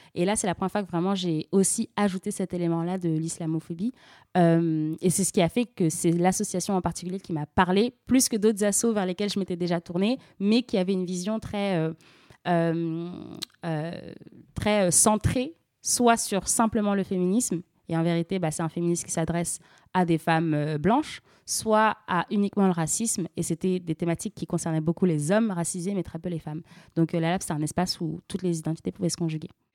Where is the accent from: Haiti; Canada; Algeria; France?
France; also born or lived in Senegal; je suis française et sénégalaise euh, et j'ai grandi dans une famille vraiment à la croisée de plusieurs cultures.